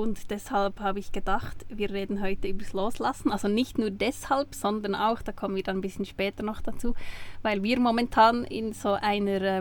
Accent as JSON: {"language": "German", "country": "Switzerland", "said": "Ja, aber du äh, hörst uns Schweizer Hochdeutsch sprechen mit Akzent"}